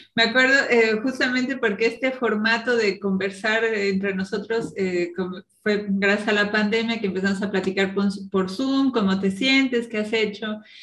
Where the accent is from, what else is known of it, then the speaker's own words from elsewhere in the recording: Morelia, Michoacán, Mexico; moved away as an adult; also born or lived in Cancún / State of Mexico / Veracruz / Mexico City; now in Berlin, Germany; 15 años en, Morelia